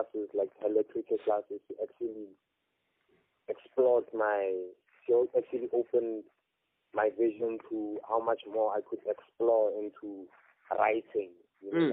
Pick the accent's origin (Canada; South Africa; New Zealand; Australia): South Africa; Kimberley, Northern Cape; moved away; also born or lived in Pretoria; I was born in Kimberley, raised for some time in Kimberley, grew up for some time in Pretoria.